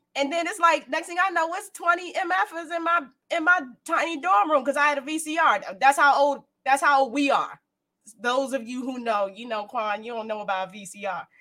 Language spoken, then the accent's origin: English; Prince George's County, Maryland, United States; also born or lived in Baltimore; I'm from Prince George's County. Bowie is in Prince George's County. Bowie is like 10 minutes from my hometown